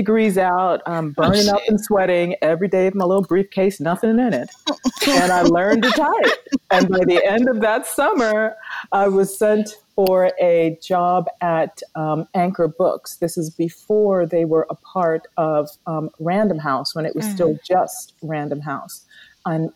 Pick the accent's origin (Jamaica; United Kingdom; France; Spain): Jamaica; now in United States; we were thinking about getting out of Jamaica, quite honestly. So we left Jamaica and came here to the U.S.